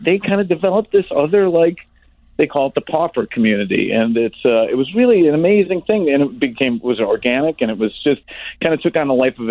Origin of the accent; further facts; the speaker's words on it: Orland Park, Illinois, United States; I live in the house I grew up in Orland Park.